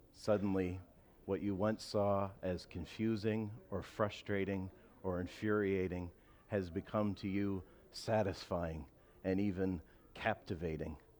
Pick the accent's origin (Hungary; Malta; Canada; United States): Canada; I'm a Canadian. I love my country